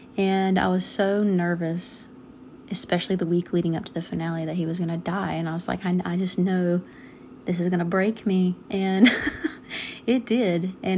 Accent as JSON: {"language": "English", "region": "North Carolina", "country": "United States", "said": "I am from North Carolina."}